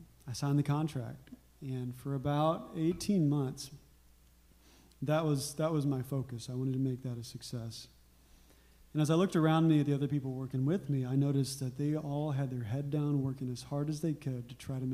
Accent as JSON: {"language": "English", "region": "Arkansas", "country": "United States", "tie": "born or raised there", "said": "But I grew up in Arkansas"}